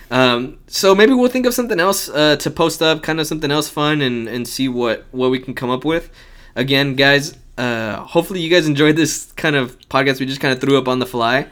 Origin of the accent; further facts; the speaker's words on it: United States; I was born here in the United States